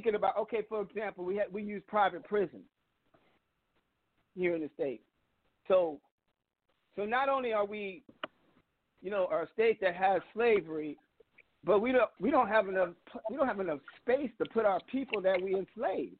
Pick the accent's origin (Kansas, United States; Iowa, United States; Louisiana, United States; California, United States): Iowa, United States; now in Vermont, United States; my home state is Iowa